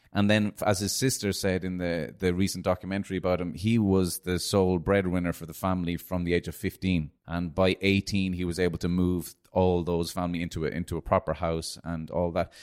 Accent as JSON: {"language": "English", "town": "Cork", "region": "Munster", "country": "Ireland", "tie": "born or raised there", "said": "as an Irish Argentinian growing up in Ireland"}